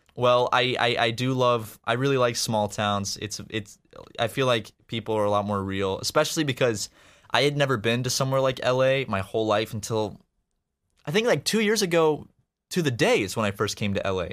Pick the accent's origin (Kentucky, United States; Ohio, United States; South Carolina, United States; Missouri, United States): South Carolina, United States; Charleston; moved away as an adult; now in Los Angeles, United States; I'm from Charleston, which is obviously a, a big city